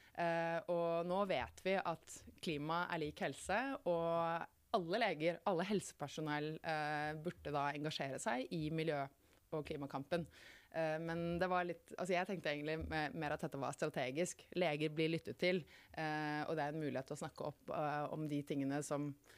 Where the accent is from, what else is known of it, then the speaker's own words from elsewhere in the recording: Muggerud, Buskerud, Norway; jeg vokste opp uh, utenfor Kongsberg, på et sted som ikke så mange har hørt om, som heter Muggerud